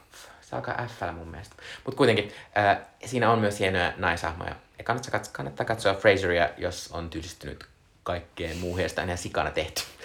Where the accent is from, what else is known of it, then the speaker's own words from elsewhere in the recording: Joensuu, North Karelia, Finland; moved away; olin siis viime viikonloppuna käymässä, ö, lapsuuden kotiseudullani, ö, Joensuussa